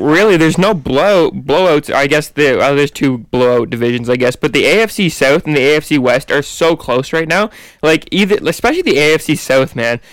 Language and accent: English; Canada; we're all Canadians here